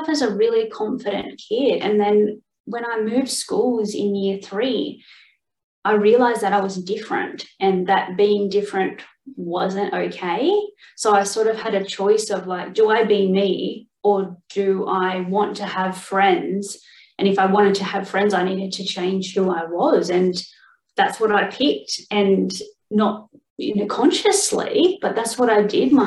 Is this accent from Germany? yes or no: no; Sydney, New South Wales, Australia; I'm from Australia. Basically, I grew up in Sydney, but sort of in New South Wales